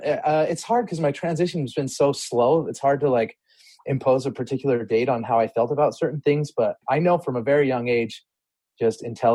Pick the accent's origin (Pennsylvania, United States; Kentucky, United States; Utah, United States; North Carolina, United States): Utah, United States; Salt Lake City; Born and raised in the home of the brave, Salt Lake